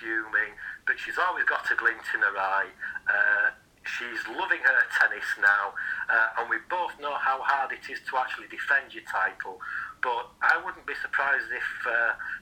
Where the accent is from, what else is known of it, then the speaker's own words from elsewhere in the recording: Yorkshire and the Humber, United Kingdom; accent: Yorkshire; my Yorkshire accent